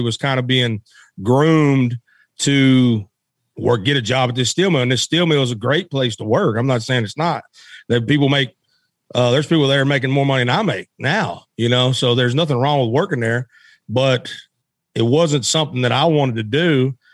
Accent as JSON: {"language": "English", "town": "West Memphis", "region": "Arkansas", "country": "United States", "tie": "born or raised there", "said": "I was born in Memphis, Tennessee, and I was raised in Arkansas across the bridge"}